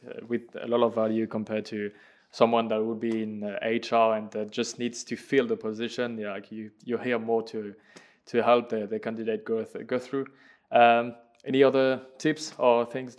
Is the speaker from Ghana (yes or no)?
no; France; I'm French, I could recruit people in France and people speaking French.